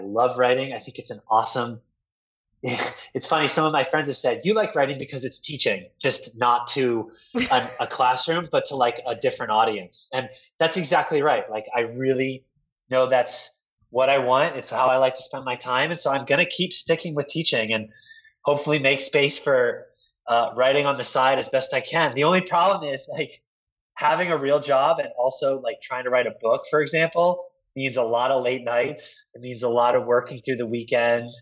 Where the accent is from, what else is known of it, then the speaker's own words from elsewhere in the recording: Delaware, United States; moved away as an adult; now in San Francisco, United States; I grew up in Delaware